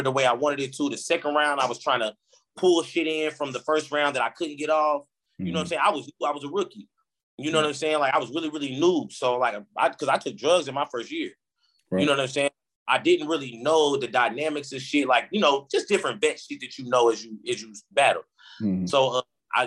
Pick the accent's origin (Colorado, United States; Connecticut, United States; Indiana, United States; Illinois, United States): Indiana, United States; Indianapolis; moved away as an adult; now in Atlanta, United States; growing up in Indy